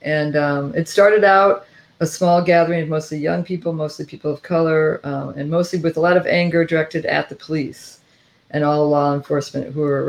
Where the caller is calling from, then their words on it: Washington, District of Columbia, United States; I'm calling from Washington, D.C.